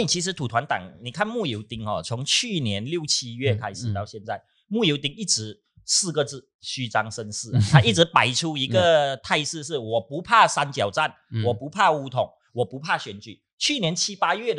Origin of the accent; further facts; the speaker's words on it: Johor, Malaysia; 我本身是柔佛人，